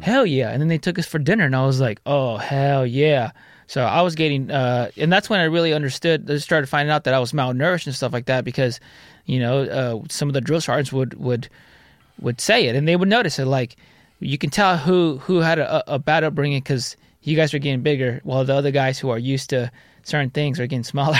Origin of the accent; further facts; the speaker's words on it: Santa Ana, California, United States; also born or lived in Garden Grove; Santa Ana and Garden Grove. My parents were split. My mom lived in Garden Grove. My dad lived in Santa Ana